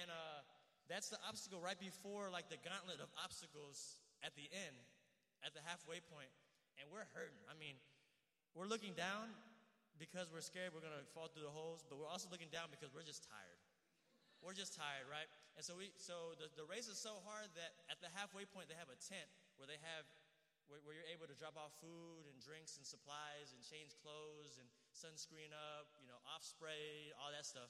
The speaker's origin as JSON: {"language": "English", "town": "Houston", "region": "Texas", "country": "United States", "said": "I'm from Houston."}